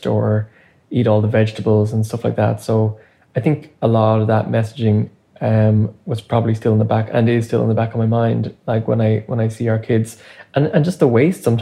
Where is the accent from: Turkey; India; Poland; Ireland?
Ireland; now in Canada; I grew up in Ireland